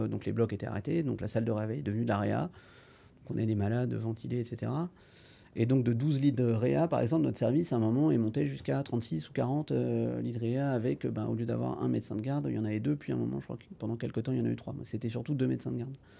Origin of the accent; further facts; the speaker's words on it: Rennes, Brittany, France; moved away as an adult; now in Angers, France; je viens de Rennes, j'ai fait donc mon lycée à Rennes